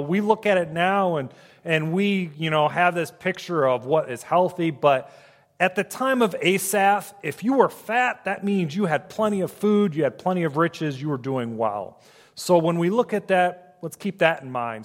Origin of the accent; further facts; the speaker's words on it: Ohio, United States; now in Michigan, United States; I grew up in Ohio, so I am an Ohio State fan